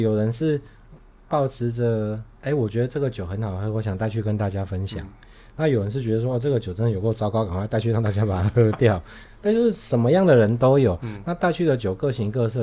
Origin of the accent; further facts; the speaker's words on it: Taiwan; now in Tainan, Taiwan; 我们台湾人